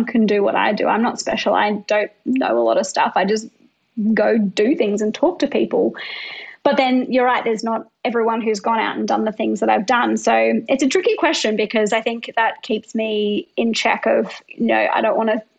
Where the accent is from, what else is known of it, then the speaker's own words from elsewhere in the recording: Brisbane, Queensland, Australia; I'm like a white female from middle-class Australia growing up in Brisbane.